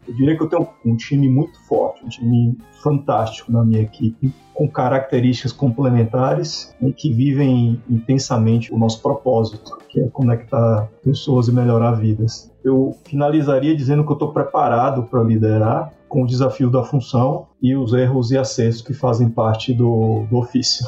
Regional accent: Coração de Maria, Bahia, Brazil; also born or lived in Salvador; sou nordestino, eu nasci em Salvador por falta de estrutura na cidade que meus pais moravam. Fica a 100 quilômetros de Salvador, chamado Coração de Maria.

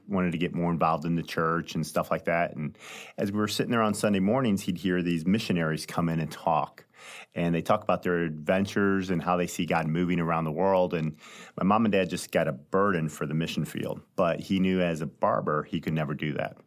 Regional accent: High Ridge, Missouri, United States; also born or lived in St. Louis, Missouri; I grew up in Saint Louis, lived here all my life, have three brothers, two sisters. We were raised in a small town called High Ridge, Missouri, which is just south of Saint Louis

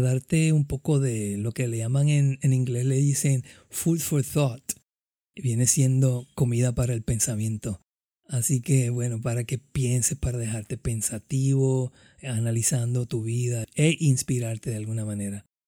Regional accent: Caguas, Puerto Rico; nacido y criado en Caguas, Puerto Rico

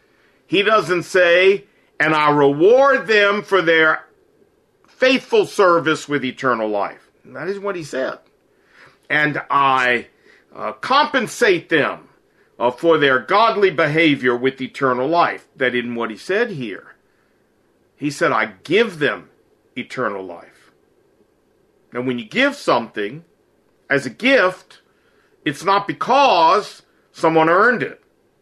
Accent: Chicago, Illinois, United States; now in Seoul, South Korea; I'm originally from Chicago, and I currently live in Seoul, Korea.

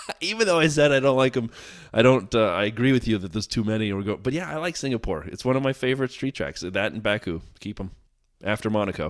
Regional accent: United States; As an American

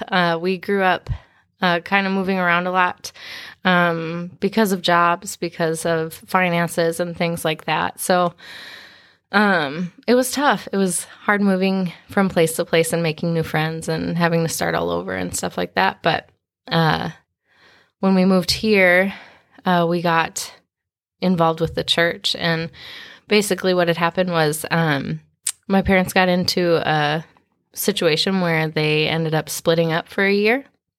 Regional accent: Minnesota, United States; also born or lived in Kansas; I grew up a little bit of everywhere. I was born in Kansas, and we moved to Minnesota shortly after.

